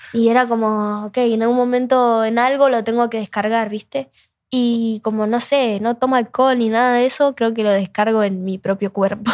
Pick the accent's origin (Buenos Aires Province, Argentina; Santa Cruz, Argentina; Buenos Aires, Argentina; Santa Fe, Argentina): Santa Fe, Argentina; Rosario; yo soy de Rosario